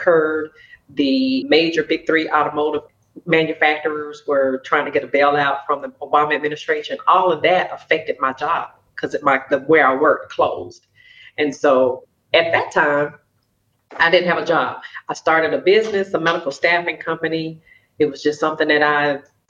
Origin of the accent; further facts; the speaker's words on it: Jackson, Mississippi, United States; Born and raised in Jackson, Mississippi